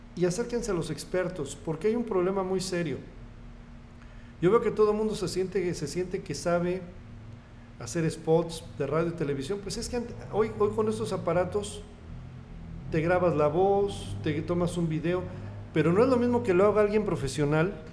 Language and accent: Spanish; Tlalnepantla, State of Mexico, Mexico; moved away as an adult; also born or lived in Cuernavaca / Coatzacoalcos / Querétaro; now in Tepic, Mexico; Llegamos a vivir al Estado de México, un lugar que se llama eh, valle Dorado, en la parte alta, en los balcones del valle, en lo más de Valle Dorado, municipio de Tlalnepantla, en el Estado de México. Y pues ahí estudié primaria, eh, secundaria